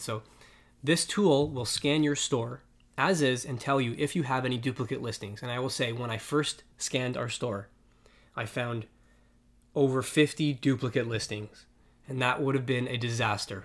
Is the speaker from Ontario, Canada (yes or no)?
yes; Toronto, Ontario, Canada; we're from Toronto. in case, we didn't, we didn't mention that. We live in Toronto